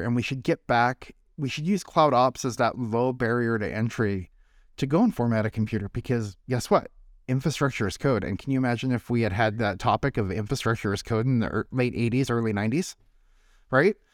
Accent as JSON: {"language": "English", "region": "North Idaho", "country": "United States", "tie": "born or raised there", "moved": "yes", "said": "I grew up in North Idaho"}